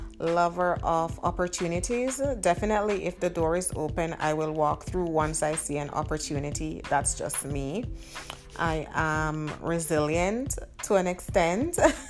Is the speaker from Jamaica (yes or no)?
yes; Jamaica; now in Canada; I am Jamaican living in Canada to be exact.